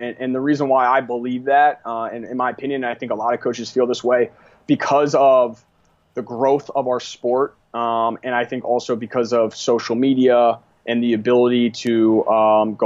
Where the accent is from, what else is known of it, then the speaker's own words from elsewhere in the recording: Western Maryland, United States; I grew up in Western Maryland